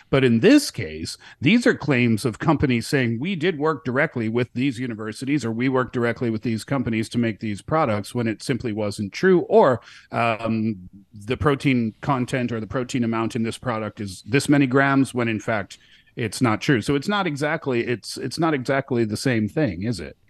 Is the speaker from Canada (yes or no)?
yes; Canada; now in China; I'm from Canada